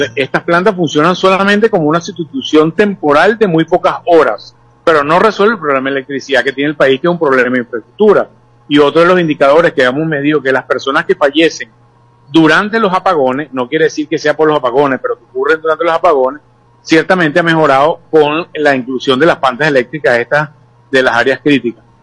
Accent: Venezuela; creo que tenemos derecho como venezolanos de tener mucho mejor tipo de servicios

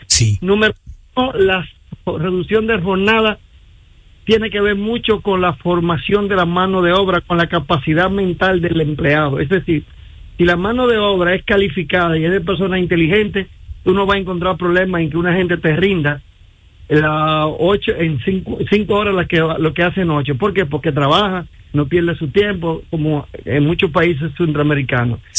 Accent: Dominican Republic; en mi país

